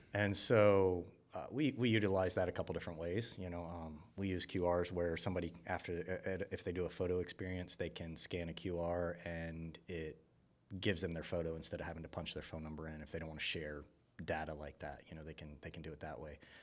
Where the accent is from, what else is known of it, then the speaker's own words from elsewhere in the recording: Buford, Georgia, United States; I grew up in Buford, you know, I mean, I used to hunt where the Mall of Georgia was